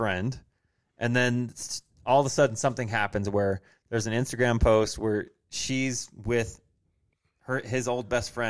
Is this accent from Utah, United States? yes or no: yes; Utah, United States; we're obviously from Utah